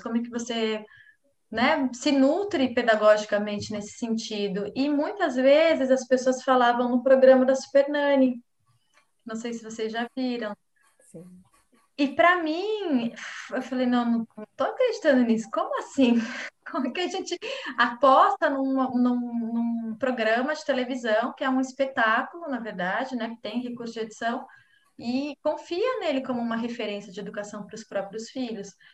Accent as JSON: {"language": "Portuguese", "region": "São Paulo", "country": "Brazil", "tie": "born or raised there", "moved": "as an adult", "lives_now": "Florianópolis, Brazil", "said": "eu sou natural de São Paulo, mas eu vim morar em Florianópolis é, com 19 anos"}